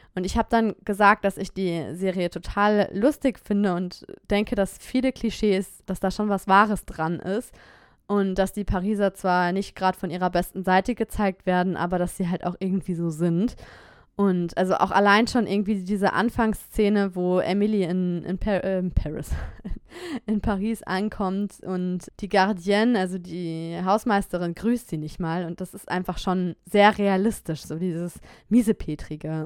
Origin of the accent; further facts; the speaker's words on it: Germany; moved away as an adult; now in France; meine beiden Eltern sind beide Deutsche und ich bin in Deutschland geboren